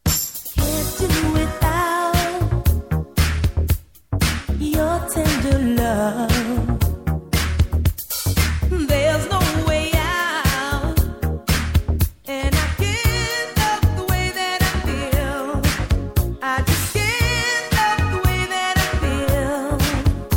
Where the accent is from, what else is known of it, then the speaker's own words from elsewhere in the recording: London, United Kingdom; we grew up on in Hackney, in an estate somewhere